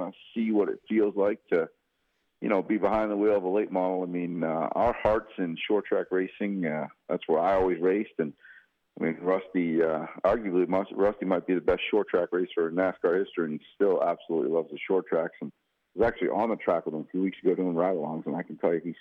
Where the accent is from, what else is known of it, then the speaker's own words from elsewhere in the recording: outside of Boston, Massachusetts, United States; moved away; I grew up outside of Boston